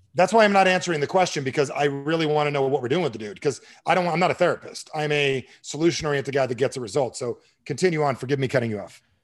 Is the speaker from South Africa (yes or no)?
no; New Jersey, United States; I'm from Jersey.